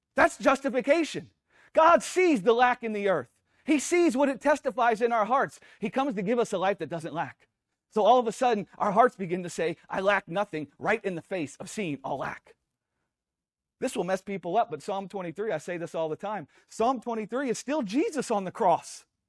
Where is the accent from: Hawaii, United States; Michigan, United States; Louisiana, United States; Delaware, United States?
Louisiana, United States; we grew up in Louisiana